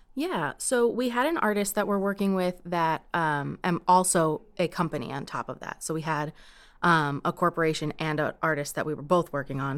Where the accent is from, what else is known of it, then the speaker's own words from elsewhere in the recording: New York, United States; moved away; I grew up in New York